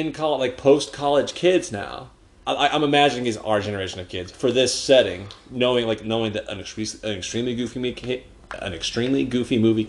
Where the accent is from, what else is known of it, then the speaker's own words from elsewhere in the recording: Salt Lake City, Utah, United States; growing up in Salt Lake City